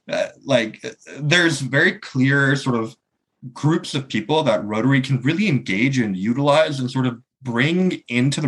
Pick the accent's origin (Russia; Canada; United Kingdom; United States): Canada; I'm from Canada and in North America.